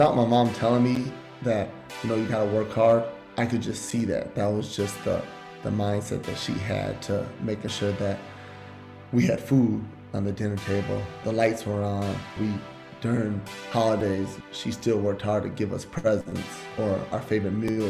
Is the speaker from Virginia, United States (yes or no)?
no; St. Paul, Minnesota, United States; I'm from St. Paul, Minnesota, born and raised